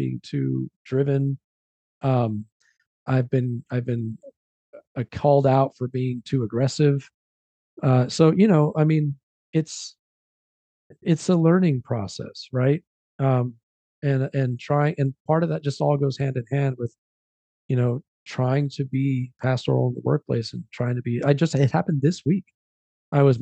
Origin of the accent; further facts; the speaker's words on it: United States; also born or lived in Mexico; brought me over to the US, just me. I came to the US. And so I started my life, you know, here in the US at just a few months old